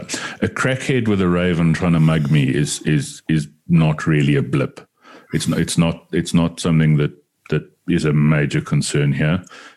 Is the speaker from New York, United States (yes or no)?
yes; New York City, New York, United States; But I mean, growing up in New York City, it was probably kind of similar as well.